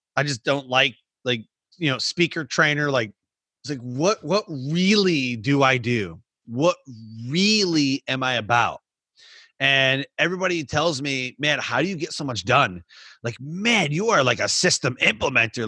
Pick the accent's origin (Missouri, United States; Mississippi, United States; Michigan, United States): Michigan, United States; moved away; I grew up in Michigan.